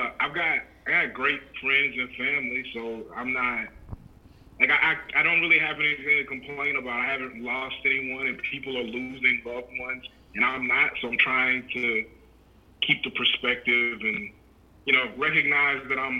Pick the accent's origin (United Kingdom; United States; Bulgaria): United States; Louisiana; moved away as an adult; now in Des Moines, United States; I'm originally from Louisiana